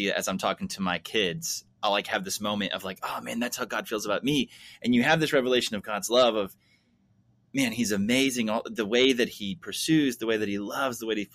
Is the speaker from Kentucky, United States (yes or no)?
yes; Kentucky, United States; Hey, listen, we're from Kentucky. I get that southern uh, Pentecostal church.